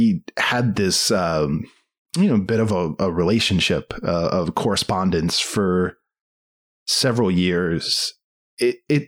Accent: Maryland, United States; I was from Maryland

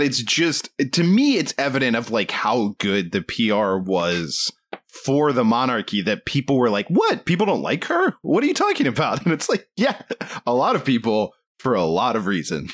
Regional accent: United States; I'm American

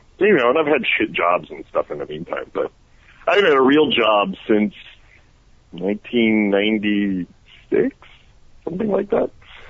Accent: Detroit, Michigan, United States; now in Atlanta, United States; I'm from Detroit.

